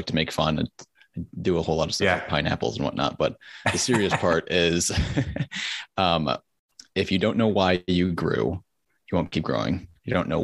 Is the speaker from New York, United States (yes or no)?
no; Connecticut, United States; moved away as an adult; also born or lived in the South (US); I'm originally from Connecticut